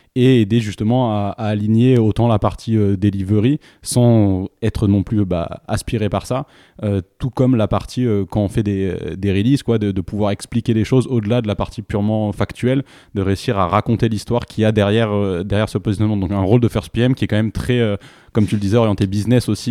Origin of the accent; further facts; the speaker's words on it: France; en tant que Français